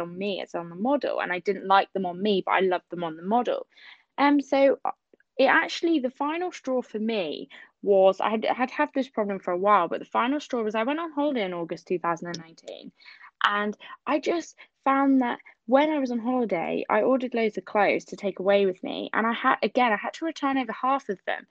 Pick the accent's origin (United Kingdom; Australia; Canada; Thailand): United Kingdom; Southampton, South East England; I'm from Southampton in the UK and England.